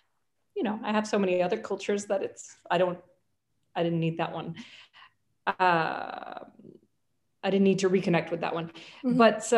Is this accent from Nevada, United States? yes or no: no; New York City, New York, United States; also born or lived in Paris, France; So I grew up in New York City. I actually grew up at the beginning when I was probably until the age of six, between Paris and New York, because my father is French and my mother is Swedish.